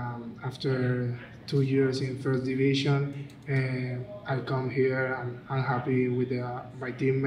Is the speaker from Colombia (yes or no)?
yes; Colombia; moved away as an adult; now in Charlotte, United States; I'm Colombian. I'm 26 years.